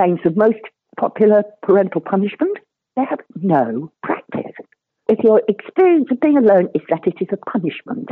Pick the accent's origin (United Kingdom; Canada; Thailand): United Kingdom; near Kirkcudbright, Scotland; I grew up near Kakubri